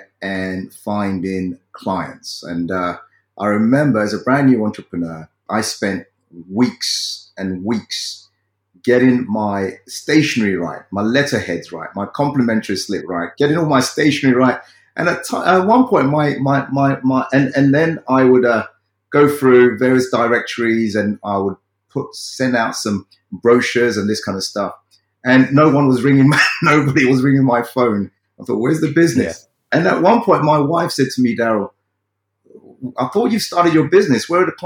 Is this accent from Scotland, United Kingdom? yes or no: no; London, United Kingdom; as a child growing up in South London, in the UK